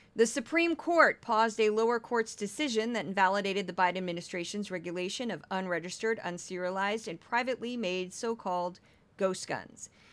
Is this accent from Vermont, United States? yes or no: no; St. Louis, Missouri, United States; moved away; I'm from Saint Louis," which has a different accent